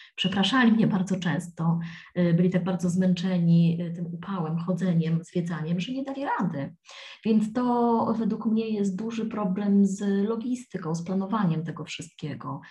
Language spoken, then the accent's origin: Polish; Poland; moved away as an adult; also born or lived in London; now in Rome, Italy